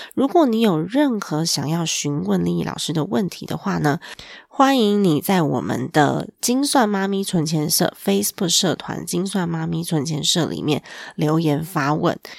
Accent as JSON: {"language": "Chinese", "country": "Taiwan", "said": "我们台湾人的 ，嗯，文化吧，成长背景下"}